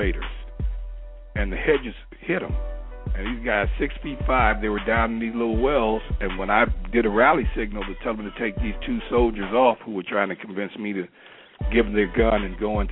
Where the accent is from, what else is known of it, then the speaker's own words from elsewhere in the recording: Chicago, Illinois, United States; moved away as an adult; also born or lived in New York City; I was born and raised in Chicago